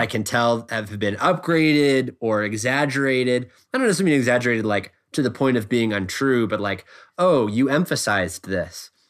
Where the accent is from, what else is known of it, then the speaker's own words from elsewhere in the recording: Oregon, United States; I grew up in Oregon